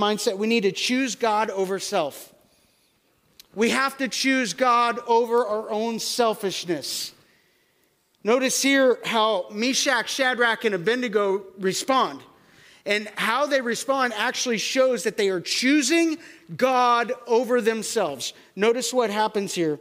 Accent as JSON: {"language": "English", "country": "United States", "said": "I am an American."}